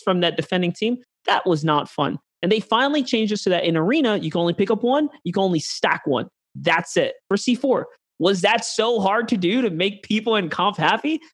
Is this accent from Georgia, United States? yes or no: no; New York City, New York, United States; now in Texas, United States